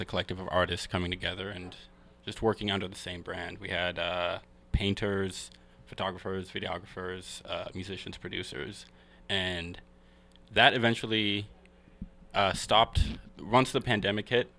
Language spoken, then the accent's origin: English; Seattle, Washington, United States; also born or lived in Kenya; So I was born here in uh, Seattle in the Central District, and uh, when I was three, I moved back to Kenya with my mom and my sister, and I lived there for about ten years. Mm-hmm. And when I was thirteen, I moved back to Seattle